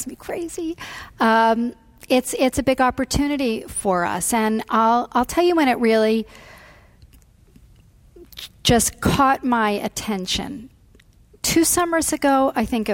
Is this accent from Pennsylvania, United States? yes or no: yes; Philadelphia, Pennsylvania, United States; I grew up in Philly.